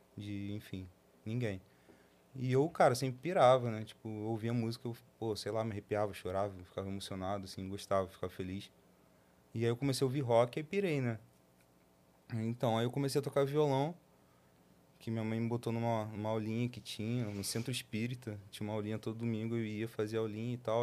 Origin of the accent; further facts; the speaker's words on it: Nova Iguaçu, Rio de Janeiro, Brazil; a gente nasceu em Nova Iguaçu